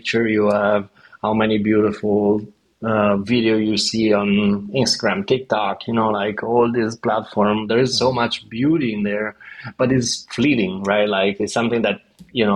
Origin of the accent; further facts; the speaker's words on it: Verona, Veneto, Italy; also born or lived in New York; now in Copenhagen, Denmark; I'm from Verona.